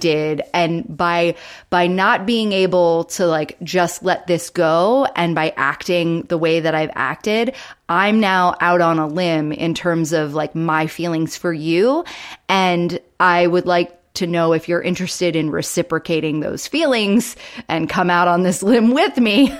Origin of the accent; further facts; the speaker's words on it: the South, United States; I grew up in the South